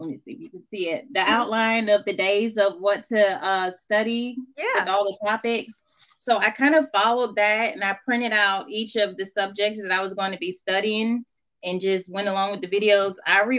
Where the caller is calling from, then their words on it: Madison, Alabama, United States; So I'm calling in from Madison, Alabama. I just finished nursing school back in December.